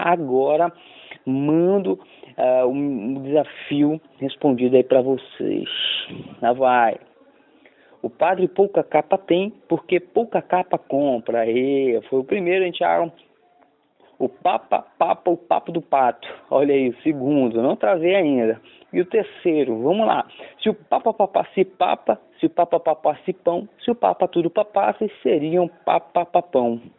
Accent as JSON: {"language": "Portuguese", "region": "Rio de Janeiro", "country": "Brazil", "moved": "yes", "lives_now": "Belém, Brazil", "said": "diretamente de Belém do Pará. Isso mesmo, sou carioca, mas moro aqui há mais de 22"}